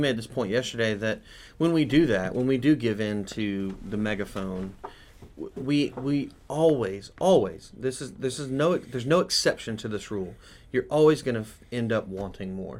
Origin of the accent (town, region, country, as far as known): United States